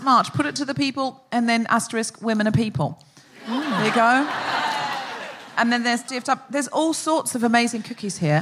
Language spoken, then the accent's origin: English; Australia; I'm Australian.